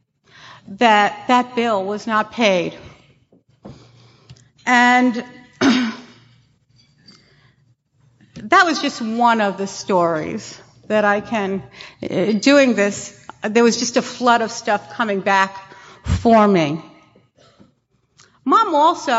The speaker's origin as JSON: {"language": "English", "town": "New York City", "region": "New York", "country": "United States", "tie": "born or raised there", "said": "I grew up in Brooklyn, and it was a row houses, if you will, small homes"}